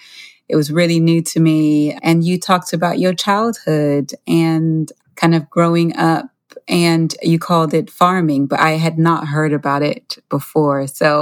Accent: United States; I'm American

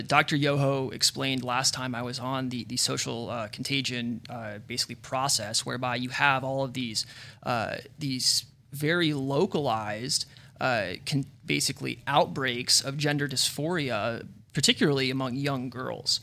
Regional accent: Arizona, United States; I don't even live in California. I mentioned earlier, I'm from Arizona

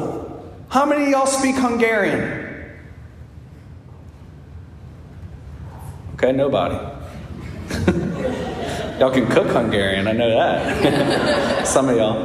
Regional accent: United States; being an American

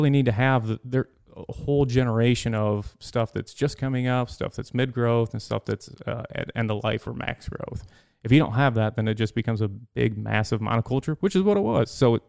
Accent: Pullman, Michigan, United States; Up in Pullman.

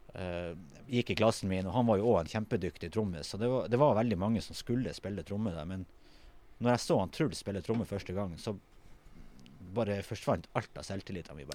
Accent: Tromsø, Troms, Norway; jeg er jo fra Kvaløya, ikke sant. Og jeg er jo jeg vokste jo opp

